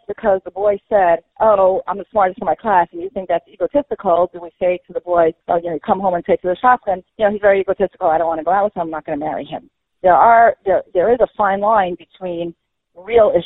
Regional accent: New York City, New York, United States; I grew up in Flatbush

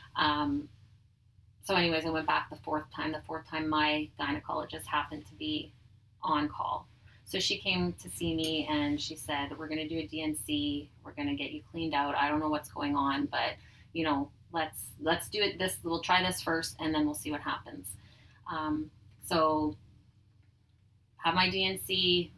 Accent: Dugald, Manitoba, Canada; also born or lived in Oak Bank, Manitoba; now in Winnipeg, Canada; I grew up in Dugald, Manitoba, so small city or small city, small town outside of Winnipeg

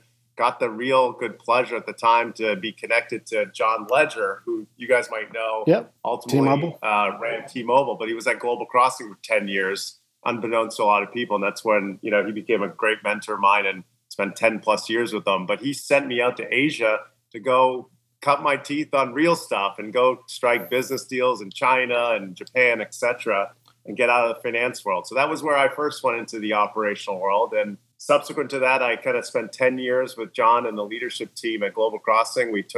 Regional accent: Canada; also born or lived in New York City, United States / Beverly Hills, United States; now in United States; I'm Canadian, by the way. So Canadian, but lived in the U.S. for many years now.

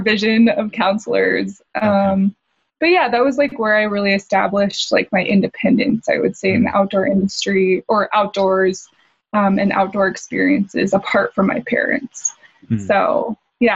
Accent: Bay Area, Northern California, United States; I grew up in Northern California in the Bay Area

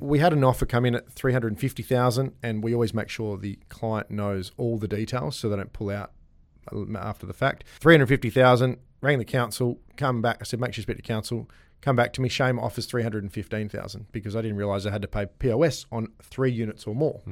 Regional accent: Gosnells, Western Australia, Australia; I grew up in Bray Street

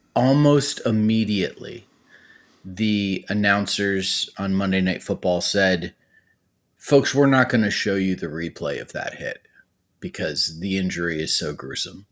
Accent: Cleveland, Ohio, United States; I was born and raised in Cleveland, Ohio.

